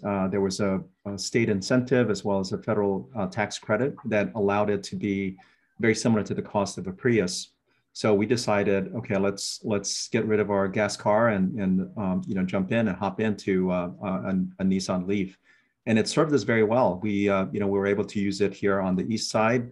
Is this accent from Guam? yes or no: yes; Guam; also born or lived in Philippines / Germany / San Jose, California; now in Hilo, United States; born and raised in Guam